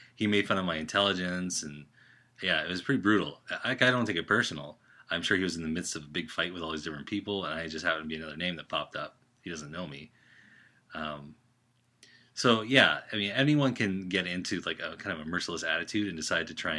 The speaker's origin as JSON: {"language": "English", "country": "Canada", "said": "I'm Canadian"}